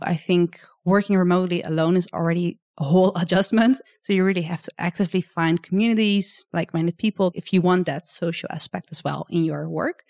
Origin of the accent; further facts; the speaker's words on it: Netherlands; come to my home country as well to show you, uh, a bit more about where I'm from